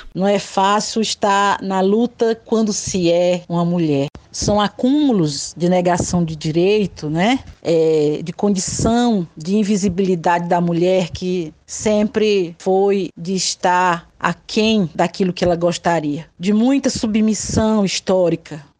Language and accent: Portuguese; Acaraú, Ceará, Brazil; now in Raposa, Brazil; Nasci no Ceará, na cidade de Acaraú